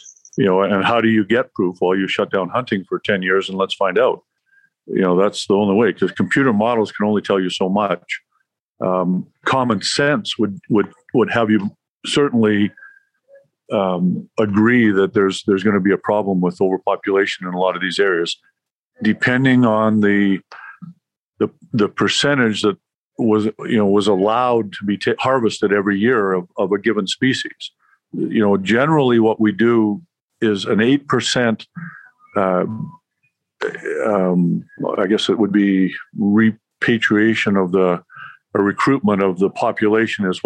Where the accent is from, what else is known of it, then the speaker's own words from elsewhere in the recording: Canada; I'm Canadian